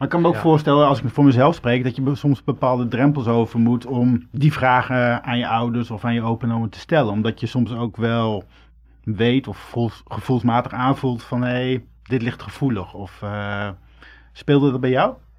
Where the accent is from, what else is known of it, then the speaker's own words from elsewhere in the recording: Groningen, Netherlands; Ik ben geboren in Groningen